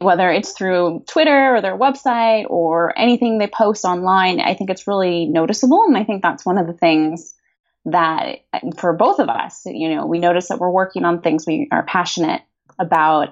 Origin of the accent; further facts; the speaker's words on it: United States; also born or lived in Madrid / Barcelona / San Francisco Bay Area; as Americans